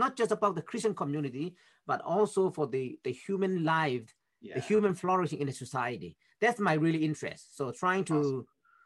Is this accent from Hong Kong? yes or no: no; Myanmar; moved away as an adult; now in United States; I'm from Myanmar originally, which is in Southeast Asia.